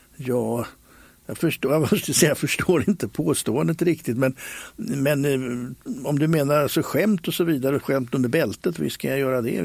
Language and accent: Swedish; Stockholm, Stockholm County, Sweden; När jag växte upp på Skansen